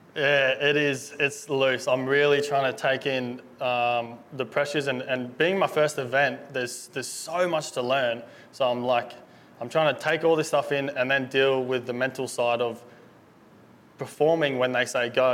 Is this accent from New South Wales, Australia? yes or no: no; Gold Coast, Queensland, Australia; I grew up Gold Coast my whole life. Been here my whole life.